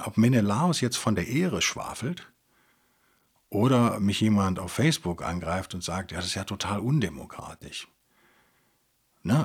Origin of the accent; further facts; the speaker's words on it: Germany; als Deutsche